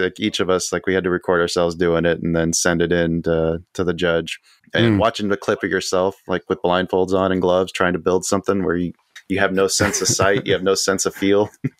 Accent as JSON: {"language": "English", "town": "Houston", "region": "Texas", "country": "United States", "tie": "born or raised there", "also_born_or_lived": "Tucson / Bakersfield / South Carolina / Chicago", "said": "I was brought up in Houston. I grew up in Tucson. I lived in Bakersfield, California. Let's see, South Carolina, Chicago, New York, Memphis, Mississippi. Stay in Tennessee. I've been all over the place."}